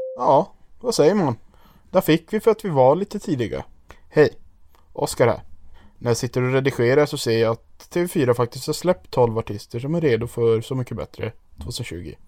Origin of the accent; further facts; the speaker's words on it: Piteå, Norrbotten County, Sweden; moved away as an adult; now in Gothenburg, Sweden; Piteå, born and raised